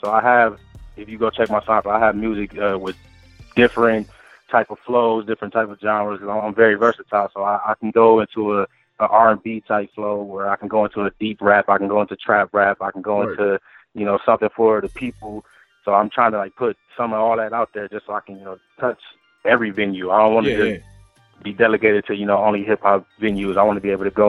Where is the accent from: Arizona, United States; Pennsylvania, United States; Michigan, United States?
Michigan, United States; Detroit; also born or lived in Bowling Green, Ohio; now in Columbus, United States; I'm from Detroit, but I'm living in, I stay in Columbus right now.